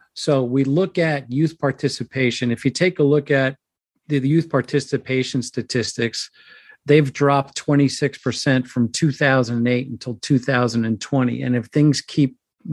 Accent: New York City, New York, United States; I grew up in the Bronx

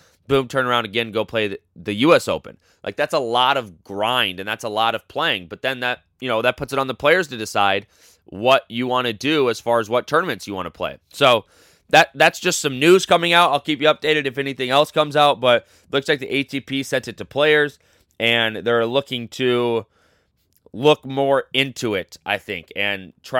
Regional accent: United States; I'm American

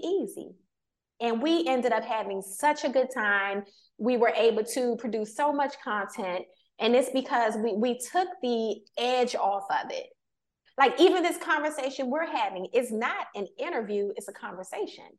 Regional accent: Washington, District of Columbia, United States; me growing up in Washington, D.C., that's Chocolate City

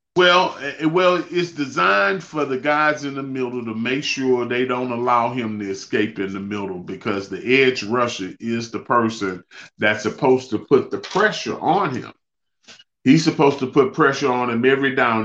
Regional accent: Beaumont, Texas, United States; my hometown of Beaumont

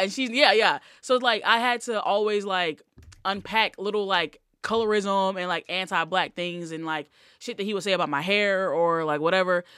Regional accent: Selma, Alabama, United States; I was born in Selma.

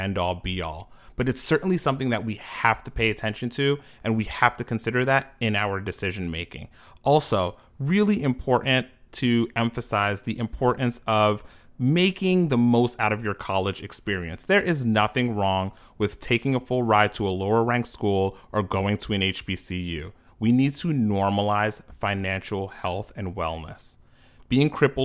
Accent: New York, United States; based in New York, my hometown

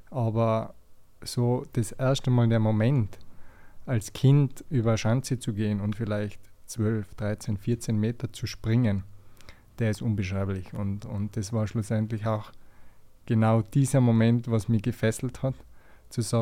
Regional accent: Tyrol, Austria; es hat natürlich als Tiroler so ein bisschen angefangen.

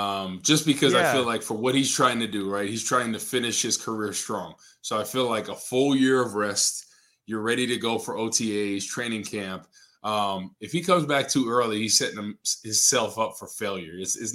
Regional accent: Rutherford, New Jersey, United States; He's actually from my hometown in Rutherford

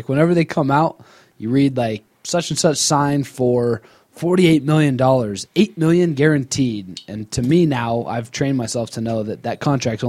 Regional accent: United States; I'm American.

